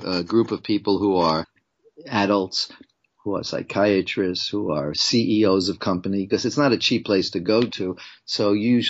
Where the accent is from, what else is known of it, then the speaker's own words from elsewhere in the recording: Long Island, New York, United States; accent: a bit of New York; moved away as an adult; also born or lived in Brooklyn, New York / Ghana; now in Los Angeles, United States; I left Brooklyn when I was 9 years old and moved to Long Island, or Long Island, as we say. And I went to high school there and junior high school.